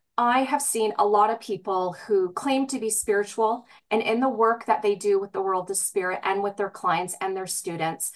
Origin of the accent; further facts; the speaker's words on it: British Columbia, Canada; British Columbia, my hometown.